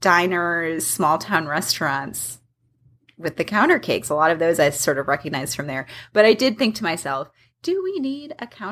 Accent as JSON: {"language": "English", "region": "Midwest", "country": "United States", "moved": "yes", "lives_now": "Atlanta, United States", "said": "since we are from the Midwest and we have this sort of baking heritage"}